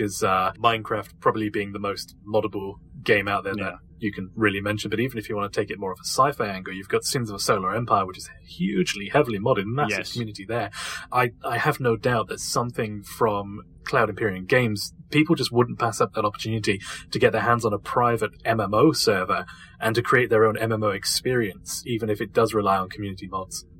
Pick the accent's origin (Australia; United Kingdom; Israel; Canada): United Kingdom; I am actually British